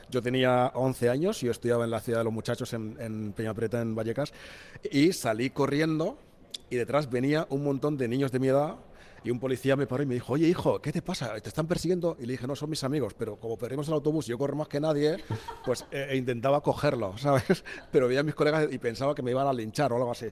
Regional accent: Equatorial Guinea; Spanish is a second language; me encanta el euskera, me suena, yo soy guineano y, por ejemplo, te voy a poner un ejemplo muy, muy, muy raro que siempre pongo, que es en el idioma de mi madre

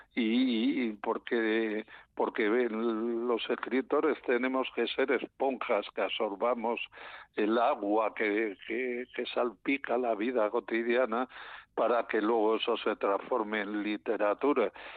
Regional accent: León, Castile and León, Spain; yo soy de León

